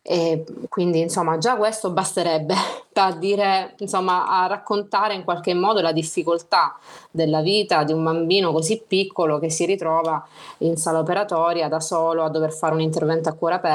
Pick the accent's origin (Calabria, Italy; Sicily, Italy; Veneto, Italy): Calabria, Italy; Reggio Calabria; ho 35 anni appena compiuti, giusto ieri, eh, sono originaria di una città mh, della Calabria, Reggio Calabria